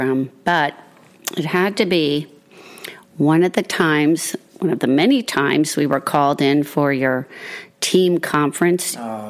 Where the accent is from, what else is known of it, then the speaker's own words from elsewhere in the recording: Puerto Rico; you know, I'm from Puerto Rico.